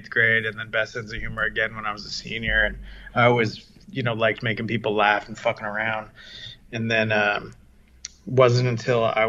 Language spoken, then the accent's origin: English; San Diego, California, United States; also born or lived in London, England / Catalina Island / Orange County; now in Los Angeles, United States; I'm from San Diego. I was born in London, England, and then brought to San Diego. And then I grew up there